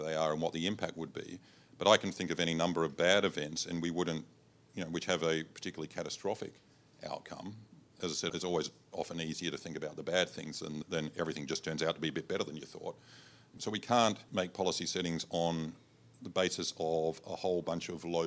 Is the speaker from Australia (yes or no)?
yes; Adelaide, South Australia, Australia; moved away; I'm from Adelaide originally